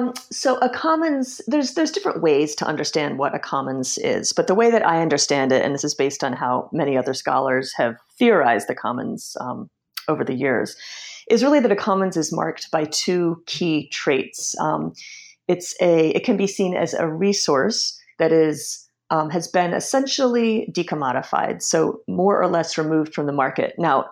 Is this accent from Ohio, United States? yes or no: no; Washington, District of Columbia, United States; just kind of growing up there and growing up in Washington, D.C. more broadly, and seeing how the city has changed over the years.